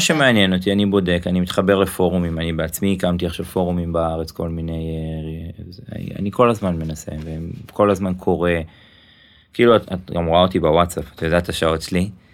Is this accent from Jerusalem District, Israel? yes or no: no; Ra'anana, Central District, Israel; also born or lived in Tel Aviv; now in Givatayim, Israel; אני יליד רעננה